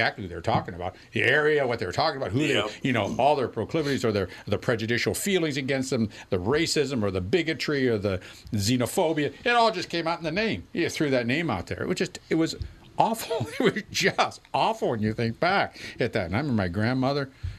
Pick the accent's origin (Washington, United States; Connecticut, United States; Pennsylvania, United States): Pennsylvania, United States; Western; growing up in Western Pennsylvania.